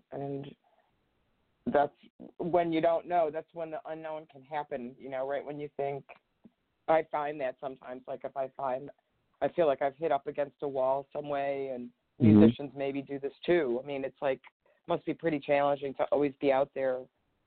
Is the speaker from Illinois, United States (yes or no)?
yes; Chicago, Illinois, United States; now in California, United States; I grew up in Chicago. I was from Chicago is where I kind of was raised